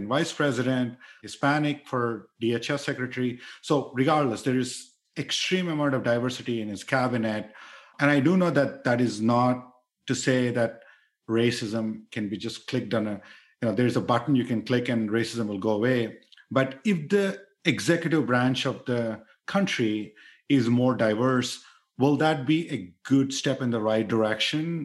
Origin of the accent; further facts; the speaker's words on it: India; moved away as an adult; I grew up in India where there is lot of explicit conscious bias